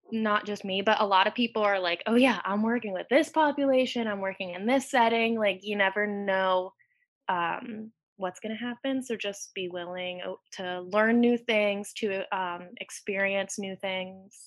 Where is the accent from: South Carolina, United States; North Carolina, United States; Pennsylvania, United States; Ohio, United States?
Pennsylvania, United States; Clearfield; I am from Clearfield, Pennsylvania